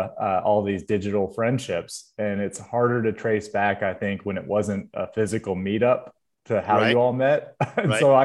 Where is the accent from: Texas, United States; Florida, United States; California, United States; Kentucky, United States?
Kentucky, United States; Louisville; I grew up in Louisville, Kentucky